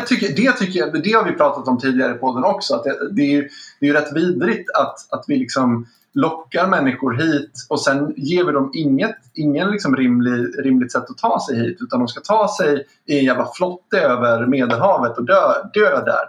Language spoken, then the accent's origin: Swedish; Sweden; Vi har någonting med oss historiskt mm. som svenskar som är extremt fördelaktigt